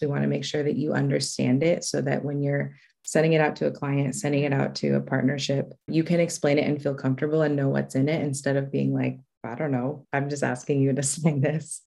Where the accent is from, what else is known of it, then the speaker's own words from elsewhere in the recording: Los Angeles, California, United States; I was raised in Los Angeles in the South Bay area.